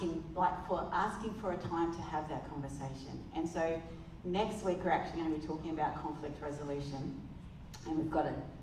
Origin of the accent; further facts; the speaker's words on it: England, United Kingdom; I'm English